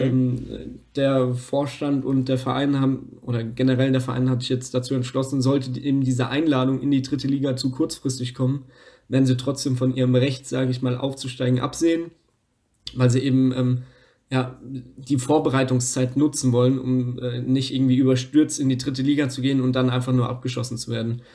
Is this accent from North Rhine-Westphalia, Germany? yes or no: no; Lower Franconia, Bavaria, Germany; aus Unterfranken, wo ich herkomme, aus dem nördlichsten Teil von Bayern